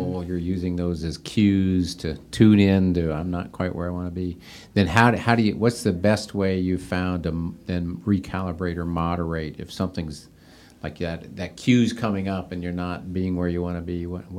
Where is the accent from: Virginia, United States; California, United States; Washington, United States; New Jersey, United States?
Washington, United States; Seattle; Yeah, and it's funny, I grew up out in the Seattle, Washington area.